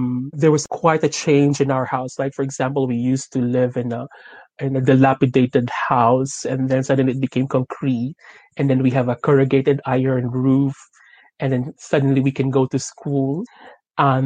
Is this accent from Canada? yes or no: no; Las Piñas, Metro Manila, Philippines; moved away as an adult; now in London, United Kingdom; Actually, I was born in Las Piñas City in Manila